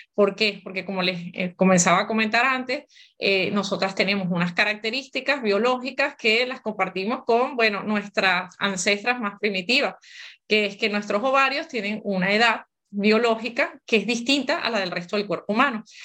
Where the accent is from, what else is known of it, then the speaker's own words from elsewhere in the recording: Venezuela; moved away as an adult; now in Barcelona, Spain; Yo soy venezolana de nacimiento